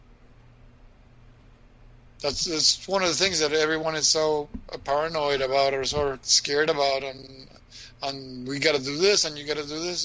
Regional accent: Argentina; moved away; growing up in Argentina

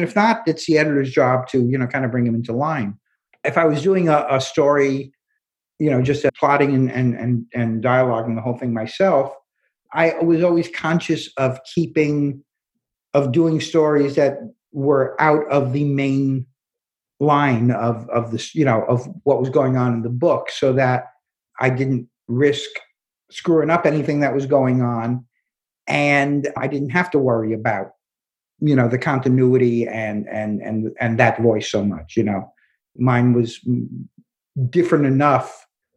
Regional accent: New York City, New York, United States; I'm from Brooklyn

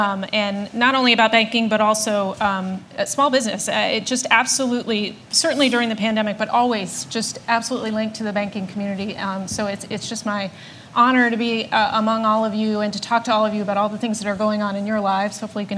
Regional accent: Setauket, New York, United States; moved away; So I'm from Setauket, exit 62, right? I went to Ward Melville High School.

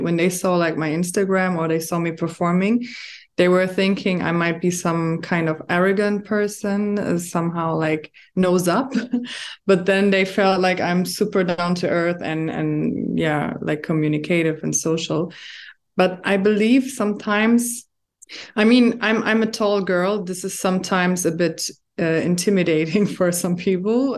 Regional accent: Germany; now in Dubai, United Arab Emirates; I was born and raised in Germany, but my background is Moroccan

